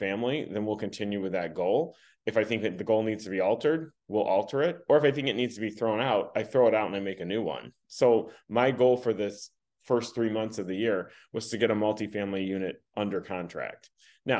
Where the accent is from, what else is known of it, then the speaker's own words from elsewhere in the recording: Michigan, United States; I've been born and raised in Michigan